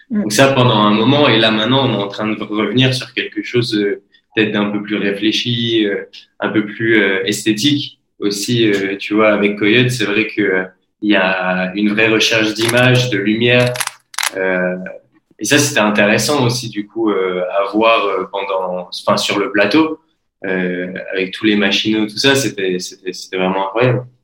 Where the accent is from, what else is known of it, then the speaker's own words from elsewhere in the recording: Belgium; now in Montpellier, France; qui ai l'habitude maintenant de vivre à Montpellier et de dire aux gens, je suis belge